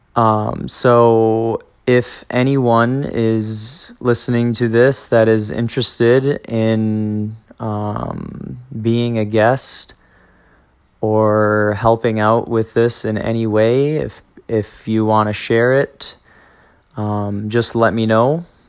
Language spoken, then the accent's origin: English; Spring Green, Wisconsin, United States; also born or lived in La Crosse, Wisconsin / Monona, Wisconsin; I grew up in Spring Green, Wisconsin